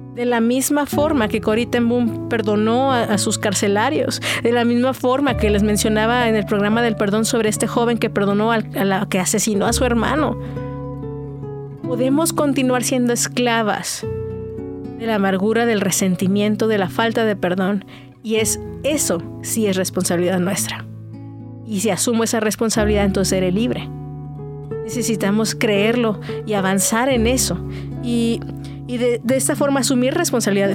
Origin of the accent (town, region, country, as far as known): Mexico